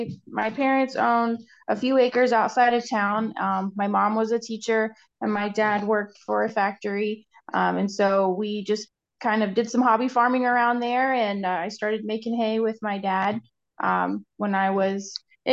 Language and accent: English; Marysville, Ohio, United States; also born or lived in Kentucky; came back home once there was a job opening up here. So I'm working in my hometown.